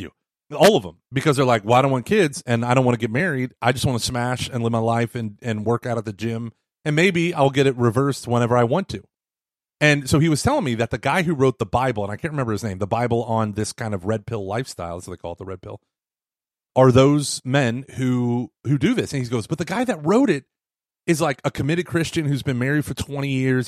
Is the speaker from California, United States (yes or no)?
no; Texas, United States; I'm from Texas